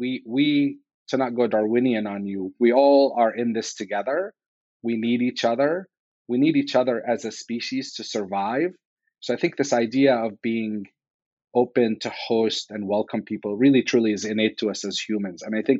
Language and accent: English; Damascus, Damascus Governorate, Syria; moved away as an adult; now in United States; I was born in the Middle East in Damascus, Syria